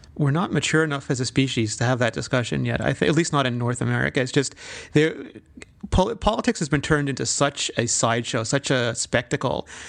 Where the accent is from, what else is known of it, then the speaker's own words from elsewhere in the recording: South Africa; moved away; growing up in South Africa